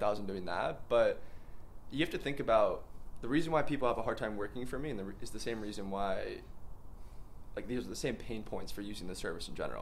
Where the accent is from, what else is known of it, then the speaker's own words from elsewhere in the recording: Mount Kisco, New York, United States; moved away as an adult; also born or lived in North Carolina; now in Austin, United States; Originally from Mount Kisco, New York